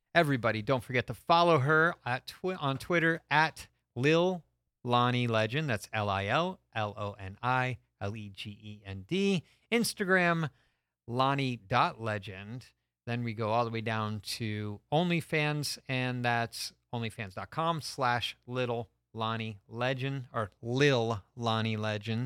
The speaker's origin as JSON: {"language": "English", "town": "Stamford", "region": "Connecticut", "country": "United States", "said": "I'm from, uh, Stamford, Connecticut"}